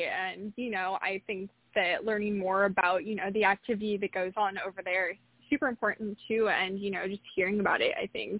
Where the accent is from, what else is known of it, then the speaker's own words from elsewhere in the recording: Monterrey, Nuevo León, Mexico; moved away; my hometown to explore some of the locations that I experienced growing up in.